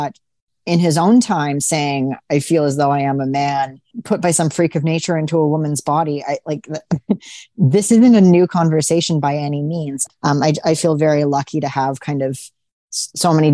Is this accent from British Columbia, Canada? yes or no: yes; Vancouver, British Columbia, Canada; I remember being a really little kid. And growing up in Vancouver